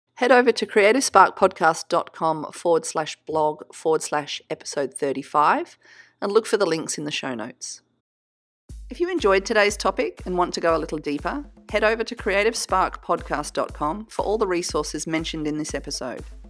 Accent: Australia; I'm Australian, so we say niche

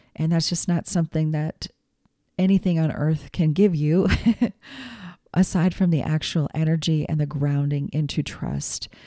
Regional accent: United States; also born or lived in New England; I'm an American kid, you know. Yes, I have descendants from Ireland and Scotland

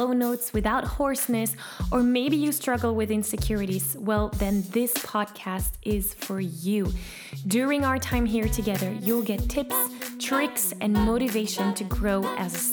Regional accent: Belgium; also born or lived in California; I was an exchange student in California, and I'm from Belgium.

